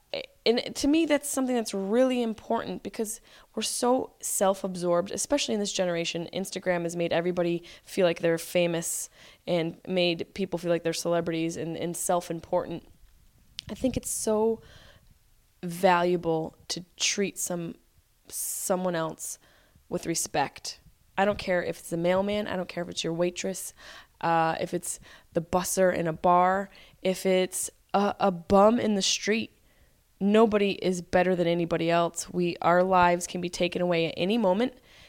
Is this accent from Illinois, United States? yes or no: no; Syracuse, New York, United States; Hello, I'm from Syracuse.